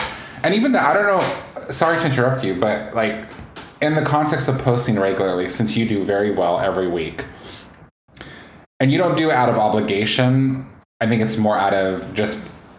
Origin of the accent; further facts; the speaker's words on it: Northwest, Pacific Northwest, United States; we're both from the Northwest. I am first generation in America. And so my cultural background is unique in the fact that I grew up in the Orthodox faith, but then later on became more, I guess, what most people would call Protestant Christian.